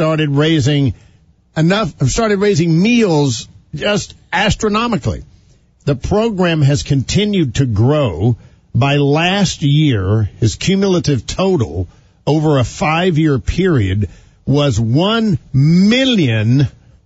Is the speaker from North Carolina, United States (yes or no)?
yes; North Carolina, United States; moved away; my hometown in North Carolina